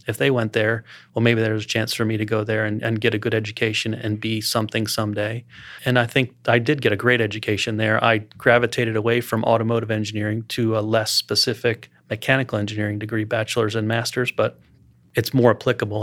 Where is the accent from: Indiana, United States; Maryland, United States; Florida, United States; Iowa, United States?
Maryland, United States; Columbia; also born or lived in Baltimore-Washington area, Maryland; now in Lake Norman area, United States; I grew up around the Baltimore, Washington area in Maryland